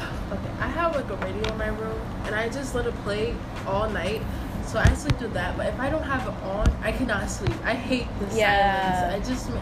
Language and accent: English; Yonkers, New York, United States; moved away; I am not originally from the place that I am now. Like, I grew up in Yonkers, so I have that weirdness in me from the Yonkers feel.